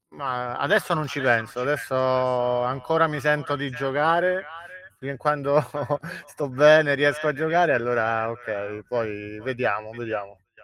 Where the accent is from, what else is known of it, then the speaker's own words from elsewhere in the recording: Calabria, Italy; moved away as an adult; now in Rome, Italy; mi trovo a Roma all'età di 19 anni, non sono romano, sono calabrese